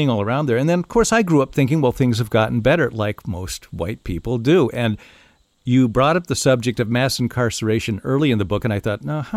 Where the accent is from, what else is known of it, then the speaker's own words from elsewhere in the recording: the North, United States; I was from the North.